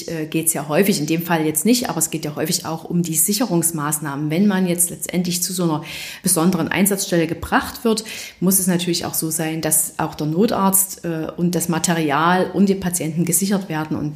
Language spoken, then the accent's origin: German; Saxony, Germany; ein Hineinwachsen ähm, in der Verbindung, dass man aus der Region stammt